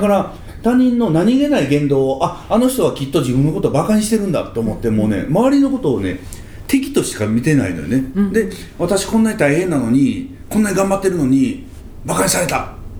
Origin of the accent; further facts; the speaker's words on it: Kansai, Japan; 関西人なんで